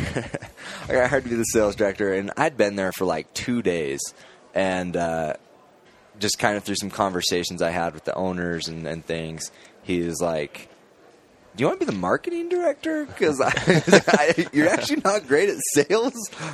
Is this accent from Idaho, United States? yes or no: yes; Boise, Idaho, United States; I'm from Boise, so I'm up in Idaho, and I've been there for a long time